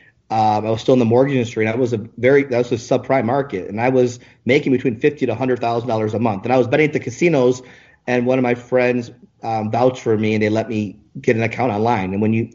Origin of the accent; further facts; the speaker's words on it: Michigan, United States; born there; also born or lived in Ann Arbor / Hawaii; now in Las Vegas, United States; I was born actually in Michigan, spent some time in Ann Arbor, Michigan, and I lived in Hawaii. And then from Hawaii, because my mom's from Hawaii, I moved to Vegas in 2001.